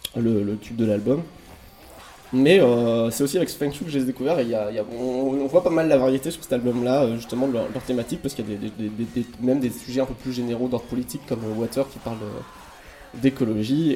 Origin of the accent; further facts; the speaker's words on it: Normandy, France; moi j'ai grandi en Normandie